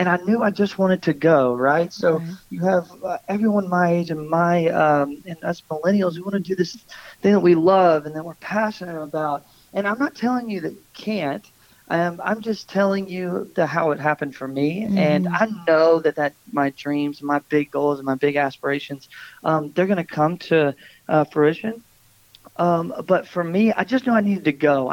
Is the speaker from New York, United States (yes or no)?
no; Bowling Green, Kentucky, United States; also born or lived in Florida; I'm originally from Bowling Green, Kentucky, where we both reside now. Born and raised